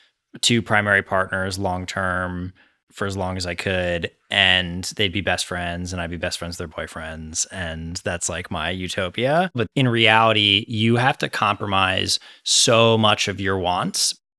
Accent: Northeast, United States; Yeah. I grew up in the Northeast. I moved around a lot as a kid.

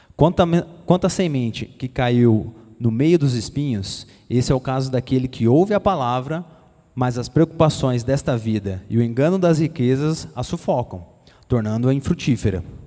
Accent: Brazil; daqui do Brasil, né, da nossa terra

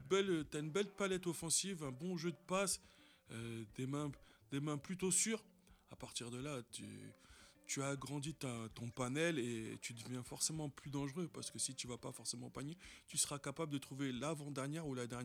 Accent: Paris, Île-de-France, France; Eh, on est parisien ou pas Ah bah oui, c'est sûr.

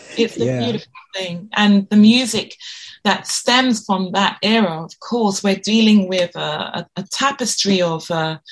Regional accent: London, United Kingdom; this is where I was born and raised

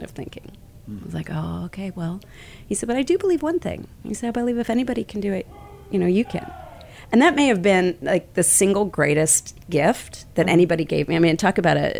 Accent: Kansas City, United States; I'm originally from Kansas City, nice Midwestern

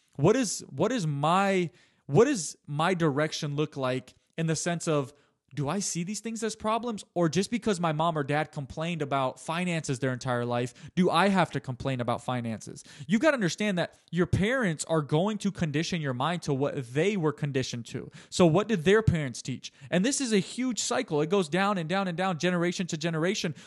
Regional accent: United States; I'm born about four years later, nineteen ninety-three. They have five kids. They live in the United States of America

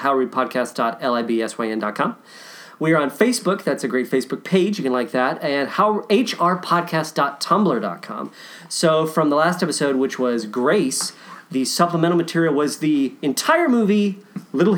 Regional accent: Owensboro, Kentucky, United States; My hometown is the technical hometown of Johnny Depp, even though he would never admit it to save his fucking life. Owensboro, Kentucky

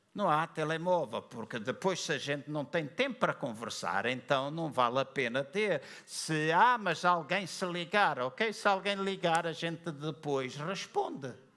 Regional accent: Luanda, Luanda Province, Angola; na igreja onde eu cresci, Assembleia de Deus em Luanda

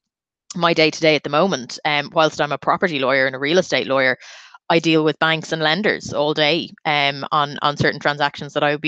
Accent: Dublin, Leinster, Ireland; I'm from Dublin

